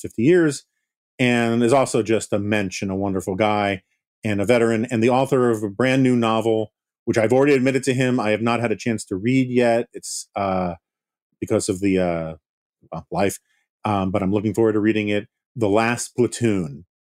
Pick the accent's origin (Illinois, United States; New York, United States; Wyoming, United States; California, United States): New York, United States; as a New Yorker